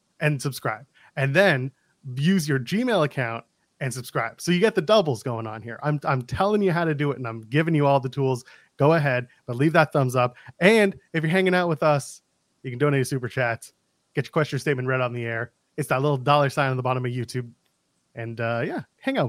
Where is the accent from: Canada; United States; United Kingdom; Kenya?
Canada; I'm a Canadian